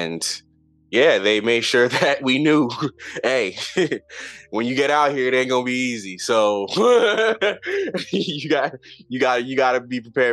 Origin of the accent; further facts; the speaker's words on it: Charlotte, North Carolina, United States; moved away as an adult; now in Seattle, United States; From Charlotte, North Carolina. I grew up there, born and raised there